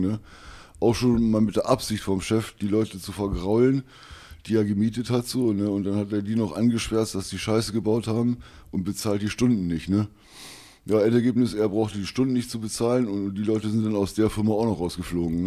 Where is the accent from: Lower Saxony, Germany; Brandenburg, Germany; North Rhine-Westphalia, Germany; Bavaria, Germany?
Lower Saxony, Germany; Wolfsburg; 56 ähm, Jahre alt, jung geblieben aus Wolfsburg